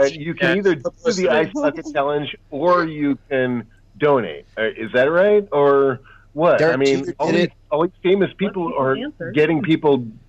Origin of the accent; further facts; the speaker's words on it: California, United States; We're from Northern California.